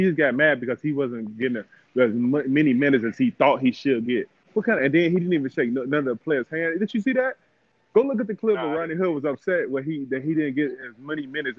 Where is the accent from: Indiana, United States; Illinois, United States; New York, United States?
Illinois, United States; Chicago; I'm from Chicago, so, you know what I'm saying, I'm a diehard Chicago fan.